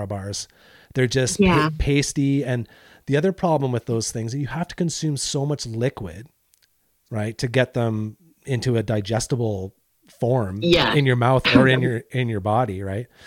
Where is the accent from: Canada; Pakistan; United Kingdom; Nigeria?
Canada; I'm Canadian